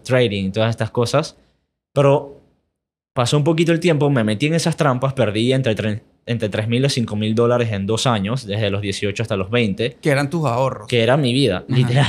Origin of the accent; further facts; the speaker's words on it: Panama; also born or lived in United States; mis papás son de aquí, mis abuelos también son de aquí, yo nunca he ido a Europa. Así que soy panameño.